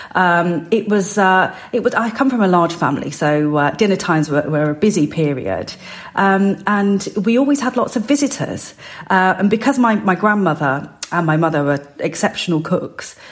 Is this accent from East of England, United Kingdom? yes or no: no; West Midlands, United Kingdom; I was born and raised in the West Midlands, but my parents came from the north of India uh, in the Punjab.